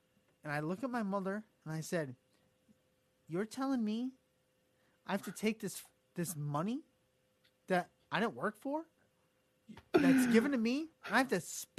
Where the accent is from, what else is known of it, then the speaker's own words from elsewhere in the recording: New York, United States; I'm from New York